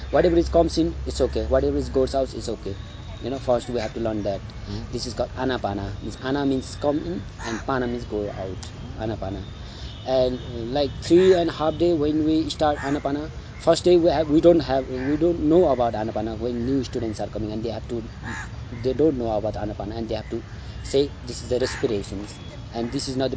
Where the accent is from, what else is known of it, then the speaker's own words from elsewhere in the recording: Sindhupalchok, Bagmati, Nepal; also born or lived in West Bengal, India; I'm from Nepal. My hometown is Sindhupalchok, but I born in India, West Bengal.